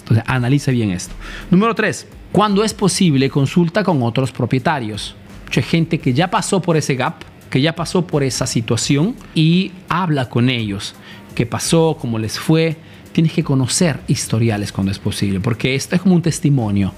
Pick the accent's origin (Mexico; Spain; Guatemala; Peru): Peru; moved away as an adult; now in Italy; soy un emprendedor peruano